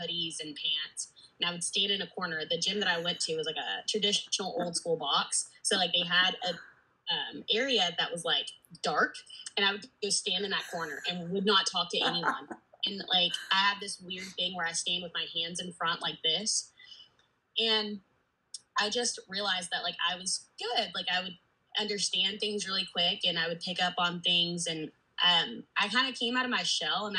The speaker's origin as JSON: {"language": "English", "region": "Georgia", "country": "United States", "tie": "born or raised there", "said": "Born and raised in Georgia."}